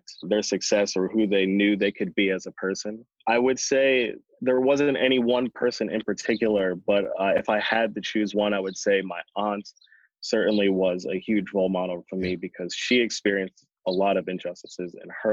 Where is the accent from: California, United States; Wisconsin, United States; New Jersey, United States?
New Jersey, United States; Galloway; also born or lived in Pomona, New Jersey; now in Jersey City, United States; we moved to another small town called Galloway, New Jersey, which was predominantly white